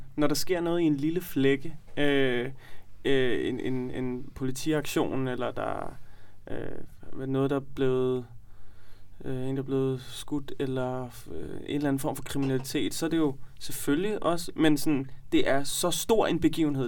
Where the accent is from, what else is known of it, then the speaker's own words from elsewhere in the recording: Copenhagen, Capital Region of Denmark, Denmark; vi er fra Nørrebro